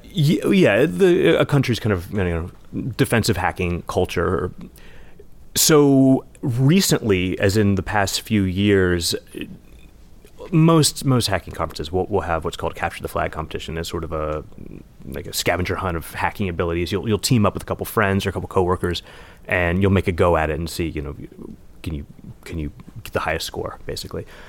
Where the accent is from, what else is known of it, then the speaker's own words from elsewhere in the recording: West Virginia, United States; now in New York, United States; my hometown of West Virginia